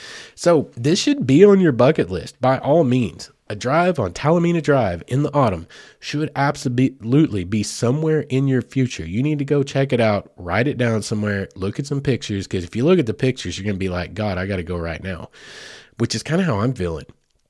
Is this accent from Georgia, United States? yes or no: no; Heavener, Oklahoma, United States; growing up in Heavener, Oklahoma, which is just a hop, skip, and a jump away from Mena, I'm well aware of it.